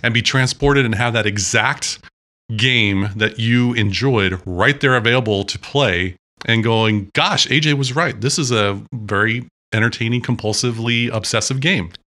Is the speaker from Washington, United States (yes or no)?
yes; Sequim, Washington, United States; I grew up in Washington State. I grew up in Sequim